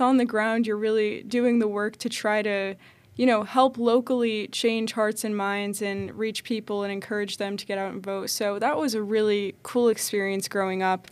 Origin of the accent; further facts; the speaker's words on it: Connecticut, United States; moved away; I grew up in Connecticut